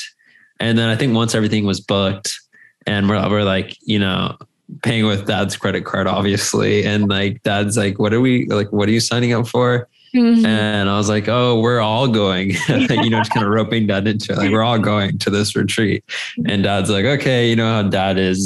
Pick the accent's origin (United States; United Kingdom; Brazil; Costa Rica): Costa Rica; right by where we grew up in Costa Rica